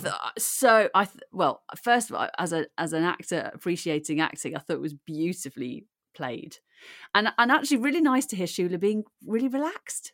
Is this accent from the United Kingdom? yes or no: yes; Birmingham, West Midlands, United Kingdom; accent: Brummy; moved away; also born or lived in Aberdeen / Newcastle / Cardiff; I was born in Aberdeen and brought up in Birmingham